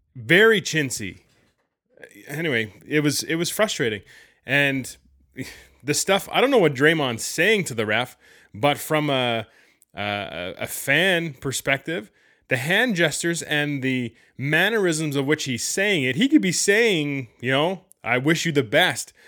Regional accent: Canada; being Canadian

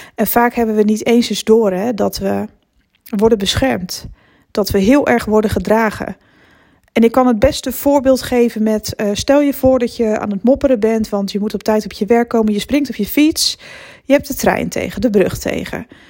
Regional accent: Netherlands; naar mijn geboortedorp terug fietsen vanaf het station. Het was eigenlijk altijd dezelfde weg. Onder het tunneltje door en dan zo hup naar Rithum. Zo heet het dorpje waar ik vandaan kom

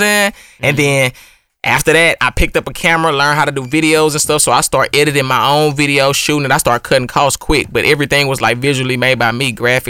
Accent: Missouri City, Texas, United States; I'm born and raised in Houston, Mo City, Ridgemont 4

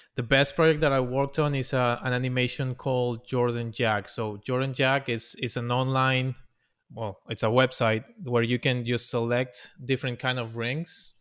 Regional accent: Venezuela; English is a second language; moved away as an adult; also born or lived in Orlando; now in United States; I came here to the United States. I'm from Venezuela, and I came here in, uh, twenty ten

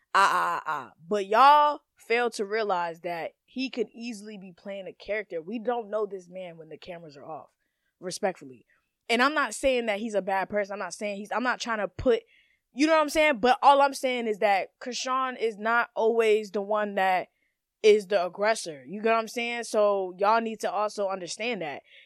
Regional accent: Maryland, United States; I'm from Maryland

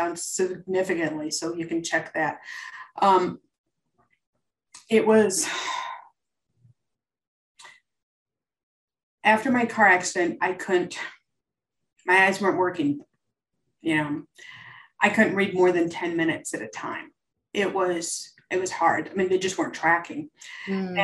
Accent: Midwest, United States; moved away; I grew up in the Midwest and grew up going to Chicago Cup games

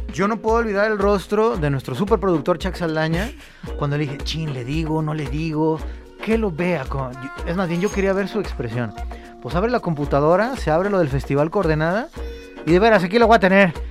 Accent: Mexico; ya como mexicanos

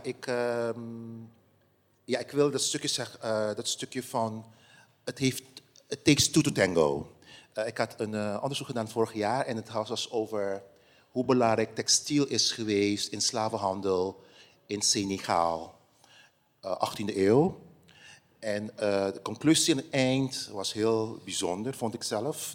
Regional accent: Curaçao; het eiland waar ik ben geboren

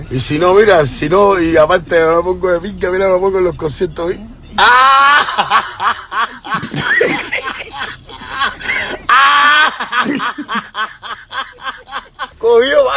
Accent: Cuba; soy buen hijo, soy buen nieto, soy tremendo cubano, pero soy muy buen contrario.

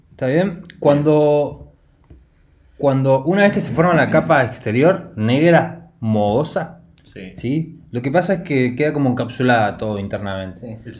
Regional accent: Argentina; No porque somos argentinos, yo creo que es por eso.

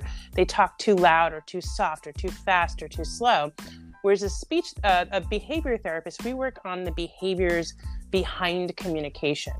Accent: New Jersey, United States; also born or lived in New York City; I am from New Jersey

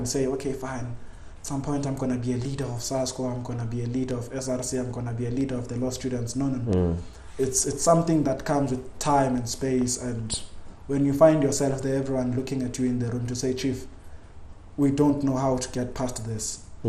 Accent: Soweto, Gauteng, South Africa; It's a bit unfair to say I grew up in Soweto, but it's also fair to say I grew up there because for the greater part of my life I've been in Soweto.

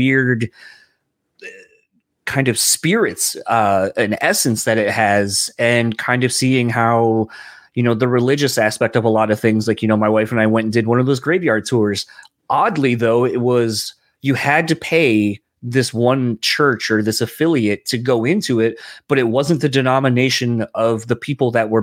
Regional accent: Delaware, United States; now in Michigan, United States; being from Delaware and where I'm from initially

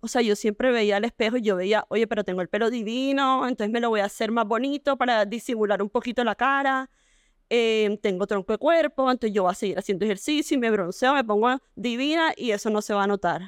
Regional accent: Barranquilla, Atlántico, Colombia; nací en Barranquilla, de la misma época que Marce

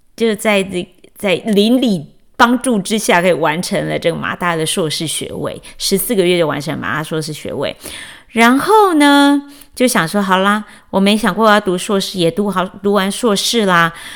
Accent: Chiayi, Taiwan; moved away as an adult; also born or lived in Taipei, Taiwan / Washington D.C. area, United States; now in Washington D.C., United States; 但是我心目中的故乡是我长到十八岁才离开的嘉义这样

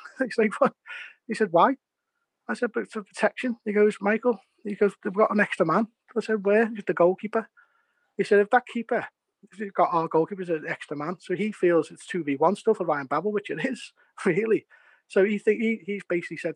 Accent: England, United Kingdom; I'm English

